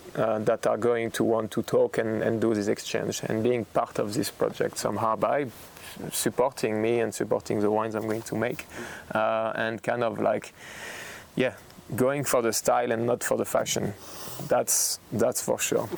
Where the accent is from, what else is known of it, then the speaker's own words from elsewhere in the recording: Burgundy, Bourgogne-Franche-Comté, France; English is a second language; moved away as an adult; now in Oregon, United States; I'm from Burgundy and I'm in Oregon